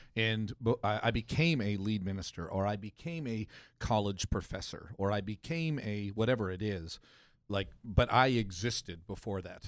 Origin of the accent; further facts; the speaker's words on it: Canada; I grew up in Canada